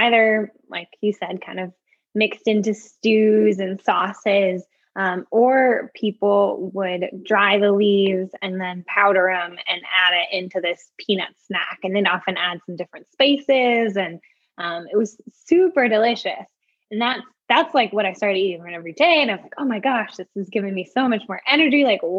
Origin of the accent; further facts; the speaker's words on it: Bay Area, California, United States; also born or lived in Niger; growing up in the Bay Area